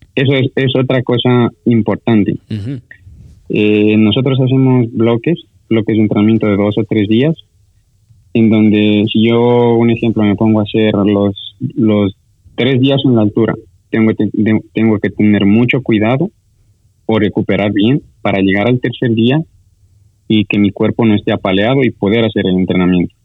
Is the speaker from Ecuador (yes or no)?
yes; Sucumbíos, Ecuador; somos de, de Sucumbíos, pero sigue siendo norte